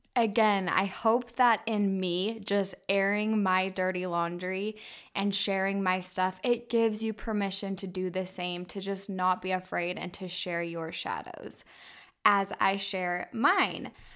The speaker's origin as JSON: {"language": "English", "town": "Orem", "region": "Utah", "country": "United States", "tie": "born or raised there", "said": "I was raised in Utah County in Orem, Utah"}